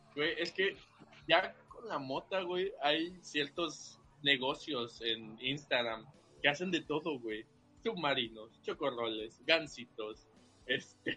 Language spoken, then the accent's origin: Spanish; Veracruz, Mexico; Yo soy de aquí del puerto